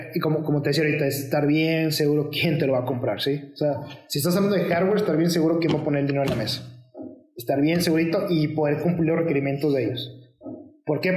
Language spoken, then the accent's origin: Spanish; Mexico; dos de los miembros somos mexicanos